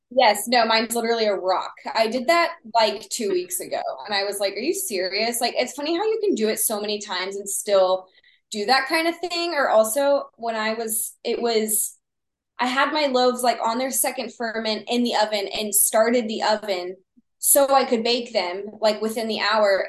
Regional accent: Texas, United States; accent: Texas; my Texas accent

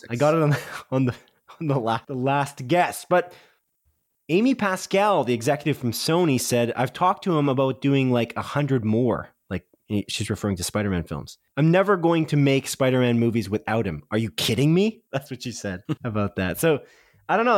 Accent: Canada; because we're Canadian

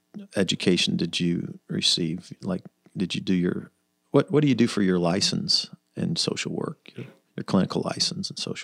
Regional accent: Wichita, Kansas, United States; I was born in Wichita, Kansas.

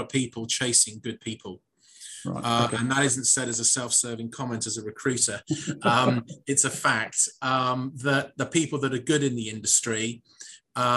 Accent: United Kingdom; I am a Brit

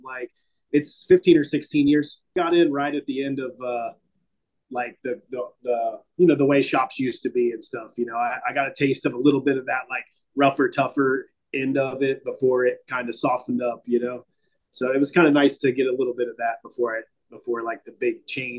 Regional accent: Dayton, Ohio, United States; also born or lived in Las Vegas / Columbus

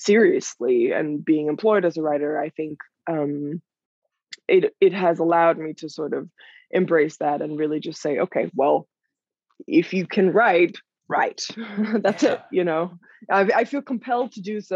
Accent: Denmark; moved away as an adult; also born or lived in New York; I'm from Denmark originally, and I moved to New York when I was 18 to pursue a career in dance

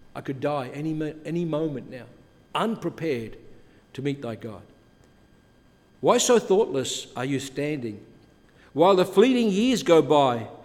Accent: Adelaide, South Australia, Australia; also born or lived in Europe; now in Canada; when I was a young boy growing up in Adelaide

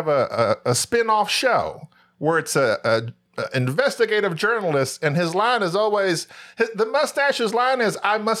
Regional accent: Paris, Texas, United States; Being from Texas, we're Northeast Texas, Southeast Oklahoma. We're in Paris, Texas. At least I am.

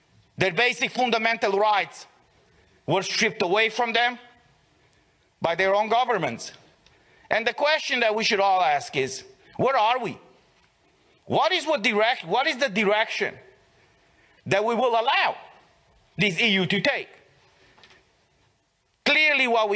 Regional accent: Romania

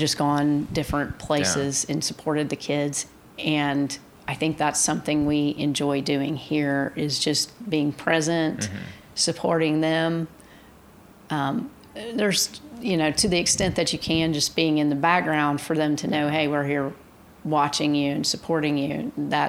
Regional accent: Coweta, Oklahoma, United States; growing up in Coweta on Main Street

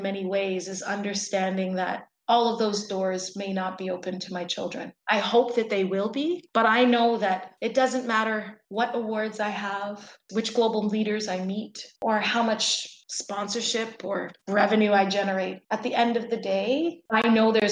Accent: Toronto, Ontario, Canada; first language English; I was born and raised in Toronto

